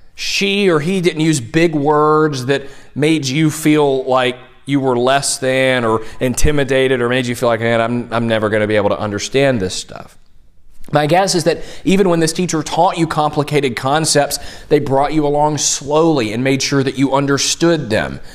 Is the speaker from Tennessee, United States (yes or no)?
yes; Tennessee, United States; I'm from Tennessee